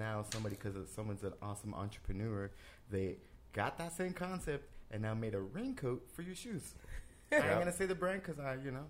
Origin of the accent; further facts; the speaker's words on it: Florida, United States; I'm from Florida.